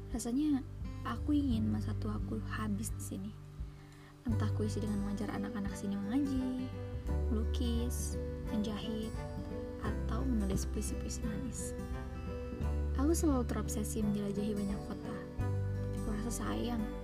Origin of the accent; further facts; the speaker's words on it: Muara Badak, East Kalimantan, Indonesia; Aku dibesarkan di sini.